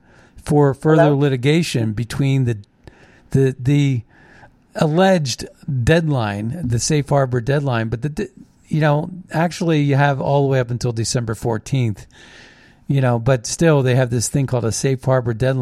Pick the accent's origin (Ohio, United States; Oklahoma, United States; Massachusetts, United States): Ohio, United States; Steubenville; I grew up in Steubenville, Ohio, so I know the area a little bit.